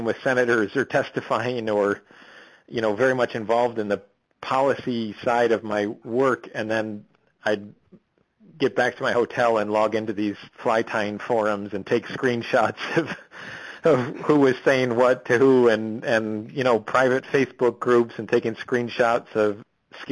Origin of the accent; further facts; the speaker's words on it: Midwest, United States; moved away as an adult; also born or lived in Boston; as a Midwesterner, I was raised to sort of scoff at fly fishermen